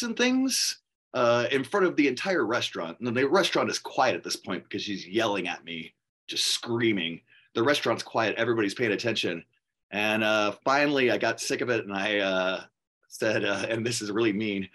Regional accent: New Orleans, Louisiana, United States; I was born in New Orleans. I was born on the West Bank in Algiers

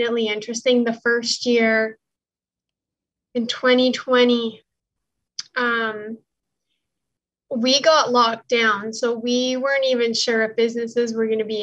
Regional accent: Alberta, Canada; now in Ontario, Canada; I live in Ontario, Canada, but I'm from Alberta, which is about 3,600 kilometers away.

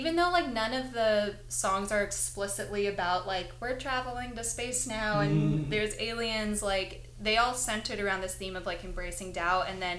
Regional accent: Connecticut, United States; They were pretty close with us growing up in Connecticut because they lived on the East Coast

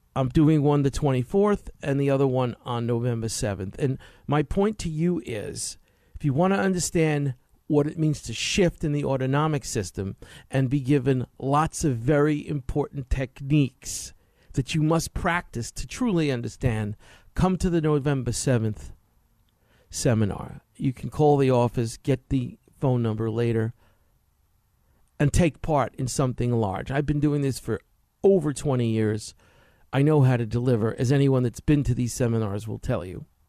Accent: New York, United States; I grew up in New York in, in the sixties, seventies, and eighties

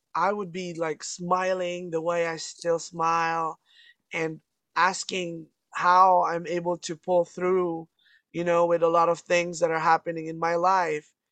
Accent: Canada; I'm from Canada

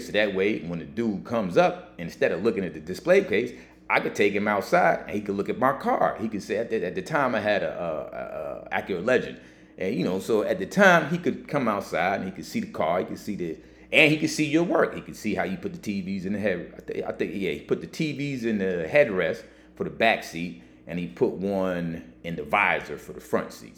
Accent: Texas, United States; now in New York, United States; I grew up in Texas as a kid

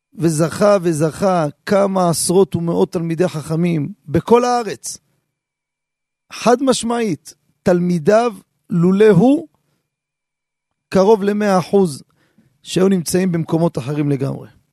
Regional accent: Jerusalem, Jerusalem District, Israel; אני כילד קטן שגדלתי בשכונה

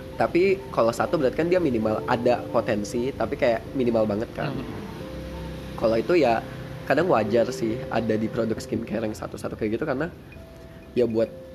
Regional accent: Lampung, Indonesia; now in Yogyakarta, Indonesia; gue dari Lampung

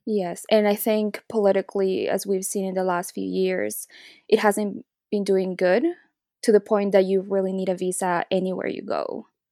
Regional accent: Santa Cruz, Bolivia; moved away; also born or lived in Toronto, Canada; I grew up in Bolivia and my mom is Bolivian, my dad is Chinese

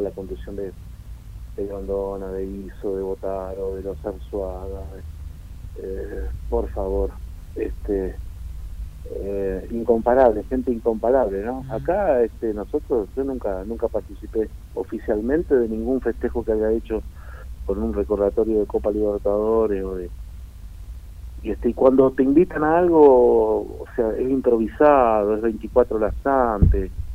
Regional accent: Uruguay; moved away; donde yo nací en mi pueblo, en Uruguay

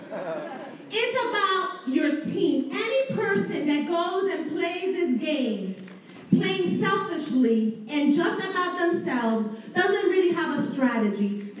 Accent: Puerto Rico; I grew up in Puerto Rico

